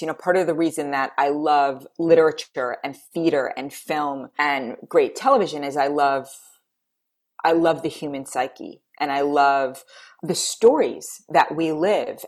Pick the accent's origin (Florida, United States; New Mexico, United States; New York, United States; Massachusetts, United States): New York, United States; New York City; moved away; I grew up in New York City.